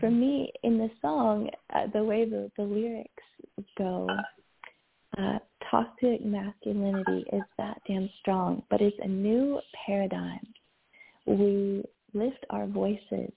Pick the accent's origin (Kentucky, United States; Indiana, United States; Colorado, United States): Kentucky, United States; I grew up in Kentucky in the South